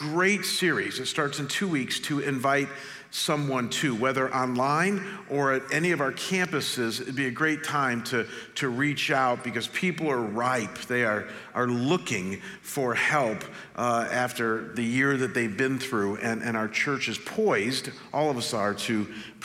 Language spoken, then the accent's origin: English; Chagrin Falls, Ohio, United States; moved away; my hometown of Chagrin Falls, Ohio, where I grew up